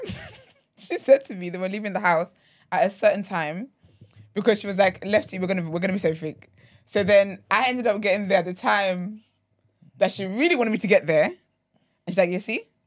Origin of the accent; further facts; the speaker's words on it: Nigeria; I'm very Nigerian